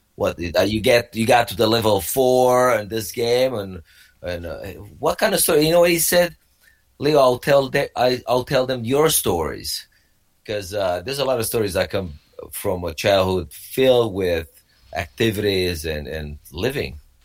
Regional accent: Romania; moved away; I grew up in uh, Romania. Back then, it was a communist Romania

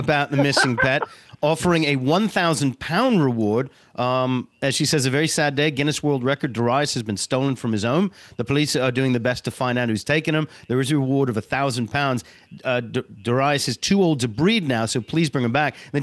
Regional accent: England, United Kingdom; moved away; in Stoughton, back in my hometown, or my home country, rather

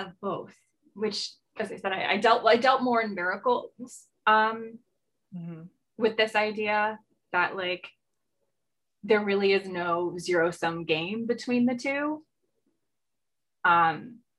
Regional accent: 45 minutes from New York City, United States; also born or lived in Montreal, Canada / Albany, New York; my hometown. That is 45 minutes from New York City

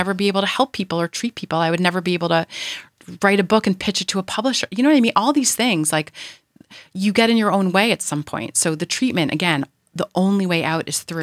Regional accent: New York, United States; moved away as an adult; now in California, United States; I am a New Yorker

